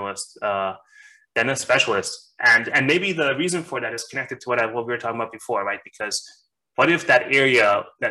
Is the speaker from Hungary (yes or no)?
yes; Hungary; moved away; I'm originally from Hungary. That's my home, I guess